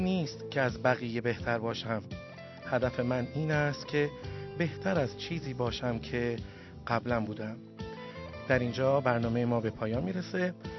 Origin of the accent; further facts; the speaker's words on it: Iran; also born or lived in Tehran; ما همه ایرانی هستیم